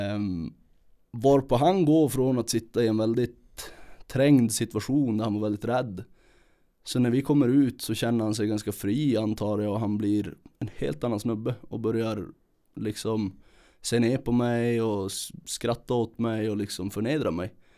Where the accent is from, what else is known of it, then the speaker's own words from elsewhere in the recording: Kiruna, Norrbotten County, Sweden; uppvuxen här i Kiruna